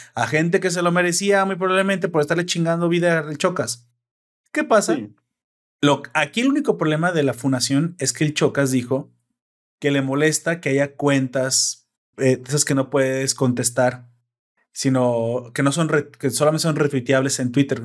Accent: Mexico; en mi país, en mi balaciado y hermoso país

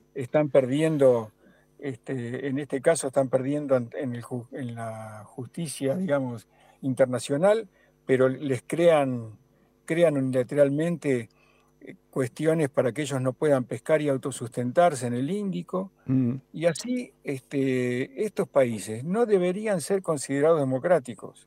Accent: Argentina

